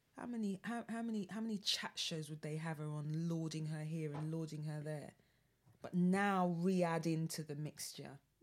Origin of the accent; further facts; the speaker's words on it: London, United Kingdom; as a Londoner